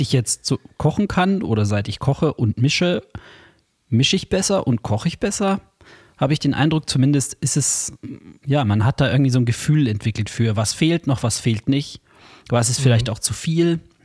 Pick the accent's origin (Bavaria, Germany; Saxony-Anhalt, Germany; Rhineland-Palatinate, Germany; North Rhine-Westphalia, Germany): Bavaria, Germany; Bei uns in Bayern